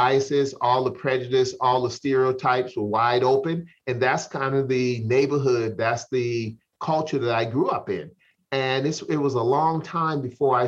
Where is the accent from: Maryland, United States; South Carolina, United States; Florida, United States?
South Carolina, United States; Charleston; I grew up in Charleston, South Carolina. Charleston, South Carolina in the 60s.